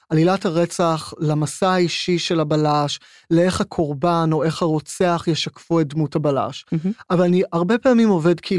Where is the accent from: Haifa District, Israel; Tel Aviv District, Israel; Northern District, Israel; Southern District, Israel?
Tel Aviv District, Israel; Herzliya; עכשיו, אני גדלתי בהרצליה, אני גדלתי בשכנות לכפר שמריהו